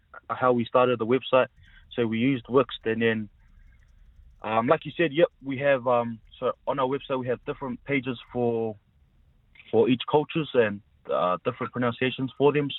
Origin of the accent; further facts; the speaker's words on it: Porirua, Wellington, New Zealand; also born or lived in Samoa; I'm a Samoan born, but obviously brought up in Porirua most of my life